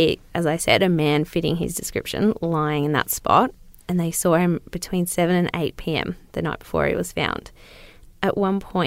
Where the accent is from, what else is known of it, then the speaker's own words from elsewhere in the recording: Newcastle, New South Wales, Australia; I am a bogan from Newcastle